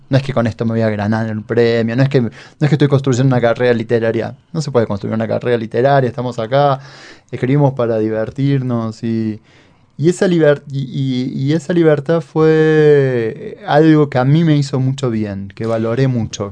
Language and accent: Spanish; town near Río Cuarto, southern Córdoba, Argentina; accent: cordobés (tonada cordobesa, softer southern Córdoba); una ciudad muy cercana al pueblo donde yo nací, donde viví, donde vive mi familia